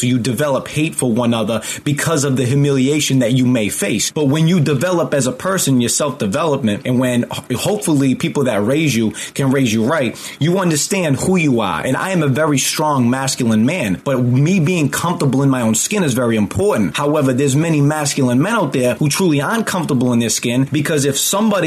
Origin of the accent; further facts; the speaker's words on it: just outside of Boston, Massachusetts, United States; I grew up just outside of Boston